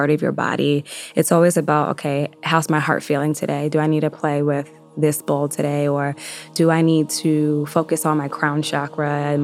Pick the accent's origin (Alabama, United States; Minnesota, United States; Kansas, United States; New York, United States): New York, United States; Yonkers; growing up originally in Yonkers, I lived right off the Hudson River